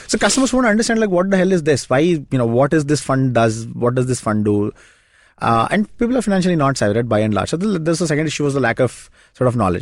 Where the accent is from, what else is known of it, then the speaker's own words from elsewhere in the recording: Shimoga, Karnataka, India; moved away; my hometown, it's a small town called Shimoga